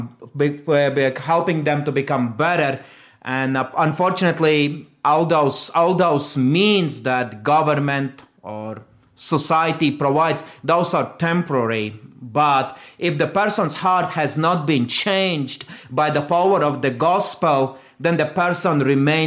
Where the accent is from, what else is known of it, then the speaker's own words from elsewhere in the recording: Latvia; moved away as an adult; also born or lived in South Carolina; now in United States; I am from Latvia